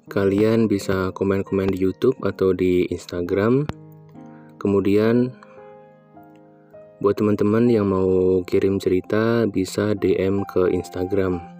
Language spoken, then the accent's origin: Indonesian; Bandung, West Java, Indonesia; Aku saat ini berusia 26 tahun Aku berasal dari Kota Kembang.